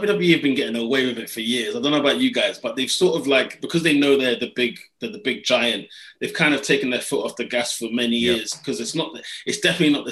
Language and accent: English; London, United Kingdom; I grew up in Northwest London